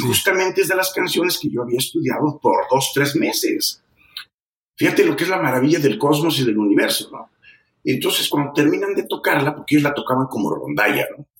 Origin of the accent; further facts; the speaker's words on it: San Luis Potosí, Mexico; Yo nací en San Luis Potosí, México